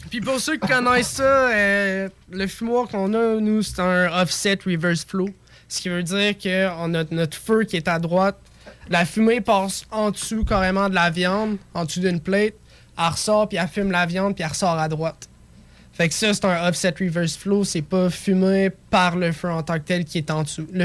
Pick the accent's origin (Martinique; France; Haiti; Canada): Canada; Lévis, Quebec; Parce que je suis de Lévis, moi.